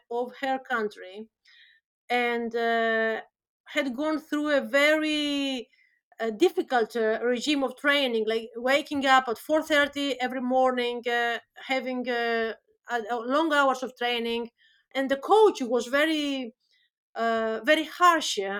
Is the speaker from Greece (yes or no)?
yes; Greece; moved away as an adult; now in Birmingham, United Kingdom; I'm from Greece originally